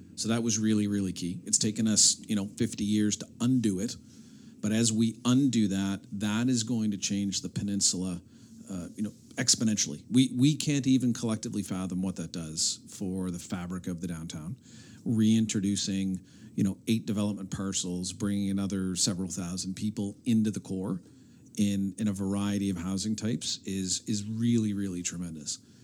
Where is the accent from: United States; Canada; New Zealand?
Canada; Halifax, Nova Scotia; when I was born in the Hydrostone, when I was young